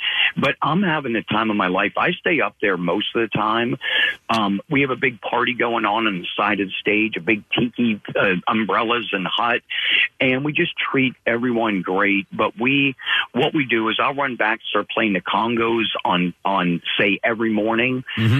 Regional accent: Pennsylvania, United States; also born or lived in Norfolk; Okay, so I grew up, I originally was born in Western Pennsylvania, right? And then we went down to Norfolk in Virginia.

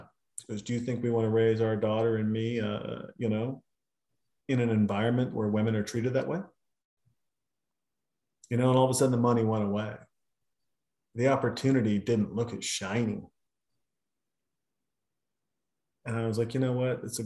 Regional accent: Montana, United States; moved away; I'm a kid from Montana. And you, I mean, I couldn't even skateboard. We had a dirt road.

